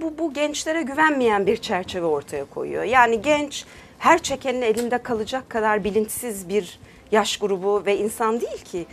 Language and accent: Turkish; Turkey; also born or lived in United States; 4 yaşında Türkiye'ye gelmişiz. Dolayısıyla hani Türkiye'de yetiştim.